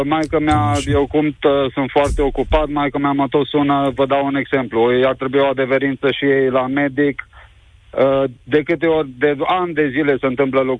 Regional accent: Vașcău, Bihor County, Romania; a fost la noi în oraș, în Vașcău, județul Bihor.

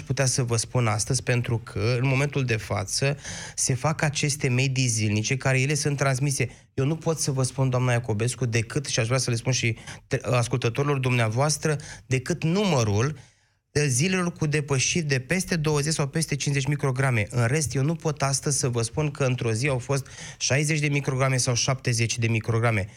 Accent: Iași, Iași County, Romania; orașului din care provin eu, Iașul

